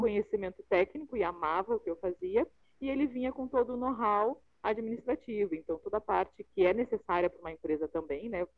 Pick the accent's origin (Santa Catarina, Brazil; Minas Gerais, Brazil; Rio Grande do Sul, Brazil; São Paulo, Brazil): Rio Grande do Sul, Brazil; also born or lived in Curitiba; now in Rio de Janeiro, Brazil; eu sou gaúcha, sou empresária, moro no Rio, já morei em Curitiba, moro no Rio hoje